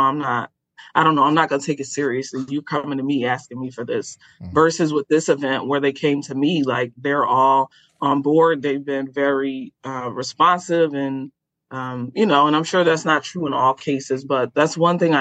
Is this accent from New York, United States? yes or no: yes; Rochester, New York, United States; Rochester, New York, which is my hometown